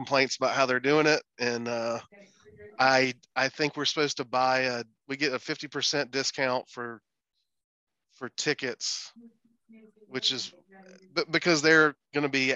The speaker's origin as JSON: {"language": "English", "town": "Greenwood", "region": "South Carolina", "country": "United States", "moved": "yes", "lives_now": "Atlanta, United States", "said": "I'm from Greenwood, South Carolina originally"}